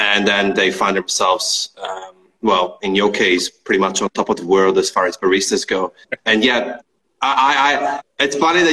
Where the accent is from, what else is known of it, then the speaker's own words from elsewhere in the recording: Italy; English is a second language; moved away as an adult; now in Australia; I moved to Australia maybe 9 years ago, and I'm from Italy originally